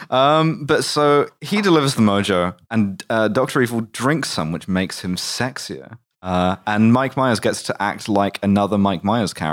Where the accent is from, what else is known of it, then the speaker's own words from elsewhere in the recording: England, United Kingdom; I'm English.